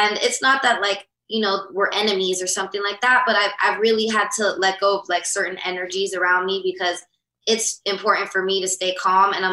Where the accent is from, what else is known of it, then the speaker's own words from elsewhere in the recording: Los Angeles, California, United States; I grew up here in LA, so I've stayed friends with some of my best friends since second grade.